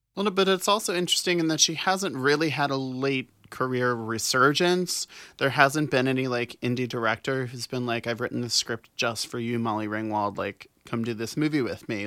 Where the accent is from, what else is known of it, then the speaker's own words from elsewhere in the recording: New Orleans, Louisiana, United States; moved away as an adult; now in Los Angeles, United States; I grew up in New Orleans, born and raised